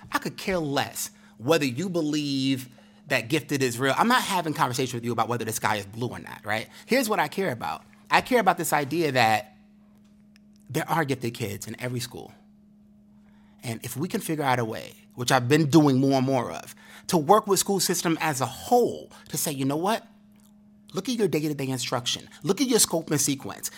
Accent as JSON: {"language": "English", "town": "New York City", "region": "New York", "country": "United States", "tie": "born or raised there", "said": "growing up in Brooklyn, growing up in the struggle"}